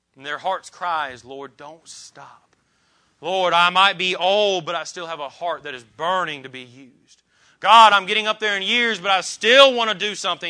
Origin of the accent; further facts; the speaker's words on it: Columbus, Indiana, United States; the different people that I grew up with in Columbus, Indiana